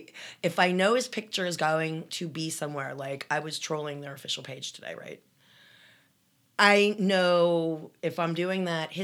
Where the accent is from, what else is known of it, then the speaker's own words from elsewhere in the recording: Canada; Love your show. I'm from Canada.